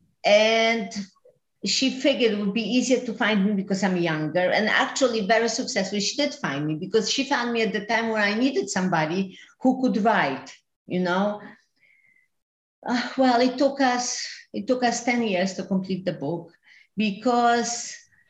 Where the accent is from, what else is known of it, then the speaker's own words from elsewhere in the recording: Ostroh, Rivne Oblast, Ukraine; also born or lived in Gliwice, Poland; now in New York, United States; I was born in a small town called Ostrog near Rovno.